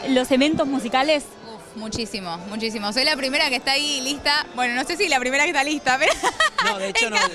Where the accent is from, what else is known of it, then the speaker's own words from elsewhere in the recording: Argentina; Como Argentina